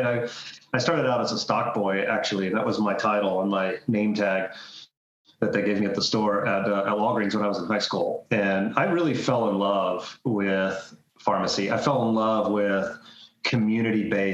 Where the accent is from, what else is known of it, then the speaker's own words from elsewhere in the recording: Florida, United States; I grew up and born and raised in Florida